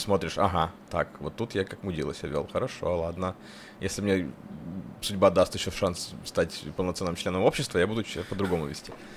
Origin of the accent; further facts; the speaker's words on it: Kursk Oblast, Russia; moved away; мои корни вот в Курской области